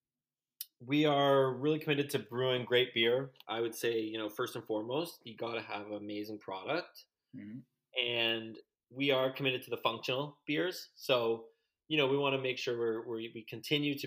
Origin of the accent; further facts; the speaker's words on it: Canada; We're all Canadian